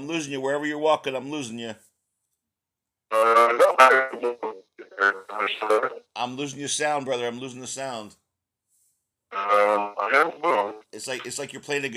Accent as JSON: {"language": "English", "region": "East Coast", "country": "United States", "tie": "born or raised there", "also_born_or_lived": "Texas", "said": "I'm originally a Texas boy, but I grew up on the East Coast."}